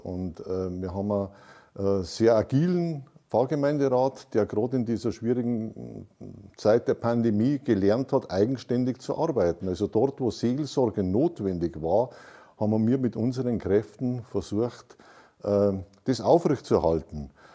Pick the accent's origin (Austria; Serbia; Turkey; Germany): Germany; Heusbach; ich bin aufgewachsen in der Pfarrei, das ist meine Heimat und äh, ich versuche, dass eine Kirche weiterhin in meinem Dorf, also in Heusbach, äh, Heimat bietet